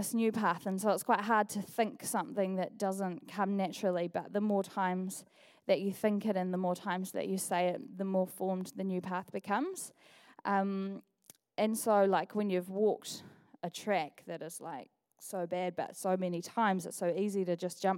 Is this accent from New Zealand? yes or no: yes; Dunedin, Otago, New Zealand; also born or lived in Auckland; I've been attending Equippers Dunedin since the day that I came home from Auckland 12 years ago